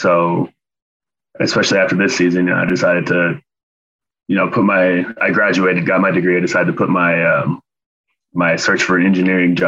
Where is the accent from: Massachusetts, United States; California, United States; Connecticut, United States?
California, United States; Davis; I'm from Davis. My parents live here. So I just moved back in with them.